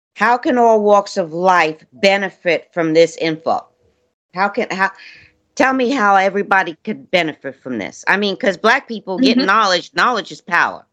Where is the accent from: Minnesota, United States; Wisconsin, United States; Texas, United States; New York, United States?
New York, United States; New York City; moved away; I'm from Brooklyn